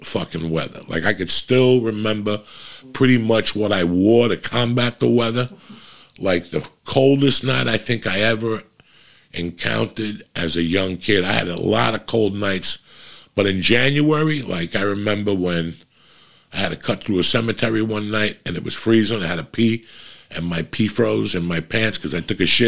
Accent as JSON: {"language": "English", "region": "New Jersey", "country": "United States", "tie": "born or raised there", "said": "when I was growing up in Jersey, you didn't see the sidewalk from fucking December till like March"}